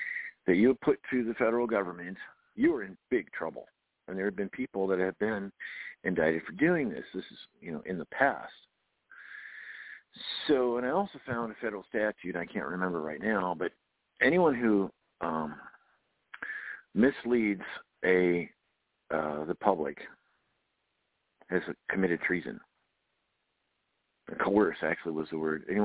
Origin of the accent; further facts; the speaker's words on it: California, United States; I'm from California, just south of the border of Oregon